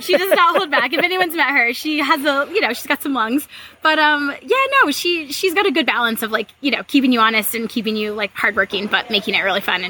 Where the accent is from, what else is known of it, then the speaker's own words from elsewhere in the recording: Spokane, Washington, United States; now in Maryland, United States; I'm from Spokane, Washington, Eastern Washington.